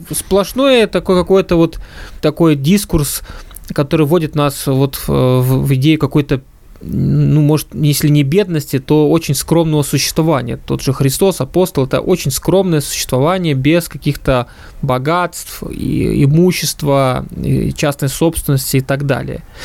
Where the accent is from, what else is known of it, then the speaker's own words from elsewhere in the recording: Ukraine; moved away; я родился и вырос на Украине